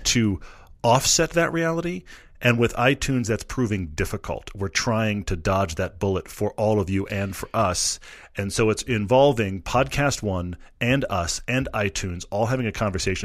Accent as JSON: {"language": "English", "region": "Texas", "country": "United States", "said": "I'm a Texan"}